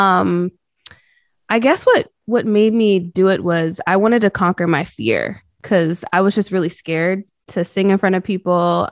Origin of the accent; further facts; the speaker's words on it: North Carolina, United States; also born or lived in Boston, Massachusetts; I was pretty much raised in the South